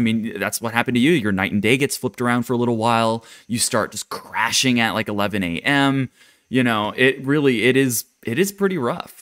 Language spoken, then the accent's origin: English; Japan; moved away; it's where I'm originally from. My family's there